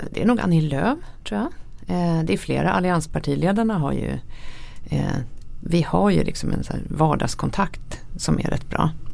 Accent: Sweden; som svensk

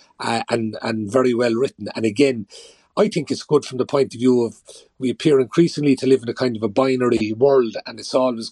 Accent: Kerry, Munster, Ireland; I'm from Kerry

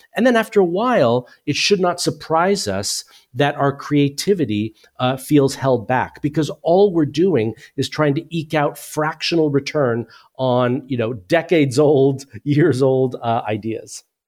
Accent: United States; moved away as an adult; now in United Kingdom; as you can tell from my accent, I'm originally from the U S, but I've lived in the U K for twenty-four years

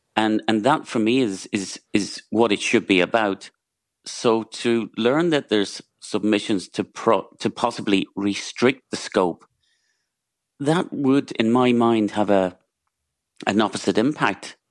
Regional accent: Donegal, Ulster, Ireland; I'm from Donegal

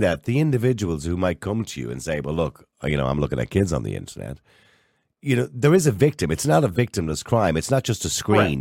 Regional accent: Ireland; we're Irish.

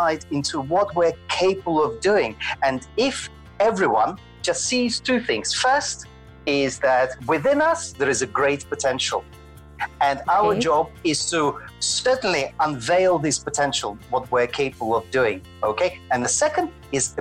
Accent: Moscow, Russia; moved away as an adult; also born or lived in Glasgow / Edinburgh; now in Scotland, United Kingdom; I was born in Moscow and trained in Moscow Ballet Academy and danced professionally as a classical

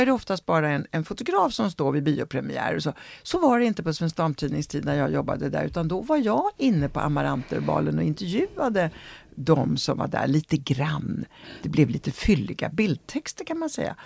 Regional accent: Sweden; born or raised there; also born or lived in Italy / Rome

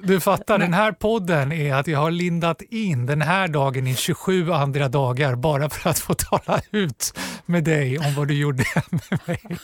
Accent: Stockholm, Stockholm County, Sweden; Jag är uppvuxen på Gösta Ekmans väg eh, ute i Axelsberg

